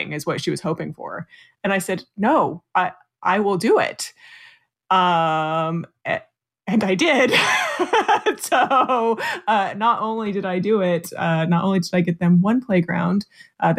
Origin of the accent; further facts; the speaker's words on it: United States; moved away as an adult; now in England; I'm an American